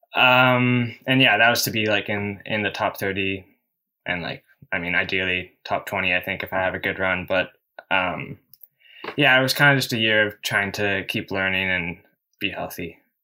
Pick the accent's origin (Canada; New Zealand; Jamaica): Canada; in my home country